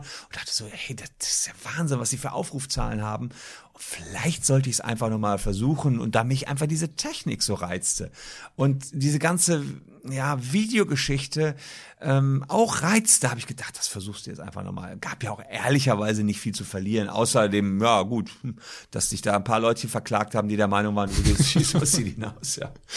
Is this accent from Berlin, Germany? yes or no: no; Gevelsberg, North Rhine-Westphalia, Germany; also born or lived in Cologne / Leuven; da war ich 15 in meinem Heimatdorf Gefelsberg